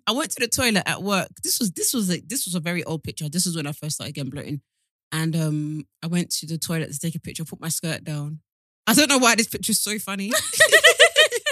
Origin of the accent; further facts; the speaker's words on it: Nigeria; I'm Nigerian